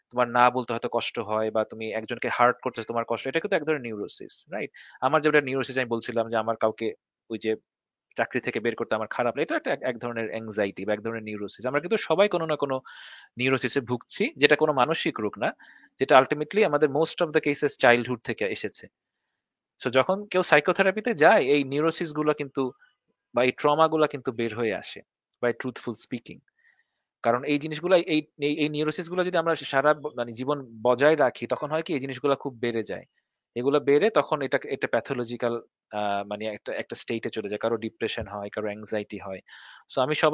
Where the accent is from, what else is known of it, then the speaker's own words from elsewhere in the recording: Dhaka, Dhaka Division, Bangladesh; আমারও ভোলার কিছু না আমি তো ঢাকায় বড় হইছি আমারও